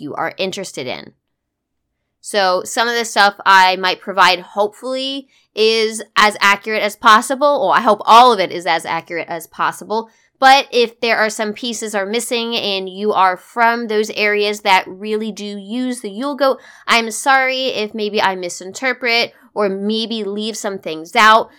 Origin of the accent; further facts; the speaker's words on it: United States; as an American who has very limited experience with Northern European and Scandinavian traditions